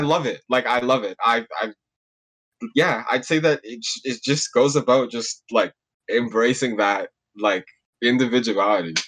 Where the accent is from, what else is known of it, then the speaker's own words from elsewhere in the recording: Mississauga, Ontario, Canada; I'm from Mississauga